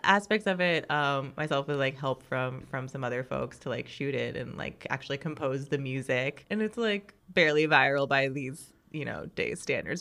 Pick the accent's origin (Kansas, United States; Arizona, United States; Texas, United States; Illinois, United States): Kansas, United States; Overland Park; also born or lived in Mission, Kansas; am from Overland Park, Kansas. Okay. Um so and then before that I was in Mission, Kansas, so I've always grown up on the Kansas side